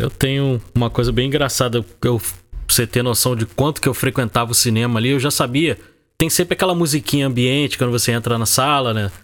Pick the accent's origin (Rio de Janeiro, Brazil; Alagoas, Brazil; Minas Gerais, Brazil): Rio de Janeiro, Brazil; Eu sou do Rio de Janeiro, né? Eu morava ali no, no bairro do Meia